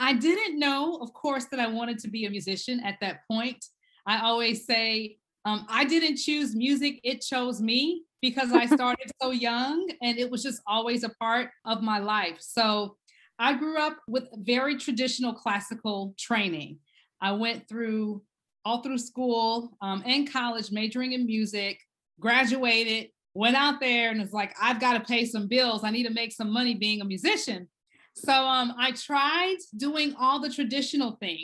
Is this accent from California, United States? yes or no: no; Baton Rouge, Louisiana, United States; I grew up in Baton Rouge, Louisiana, in a very Creole part of the state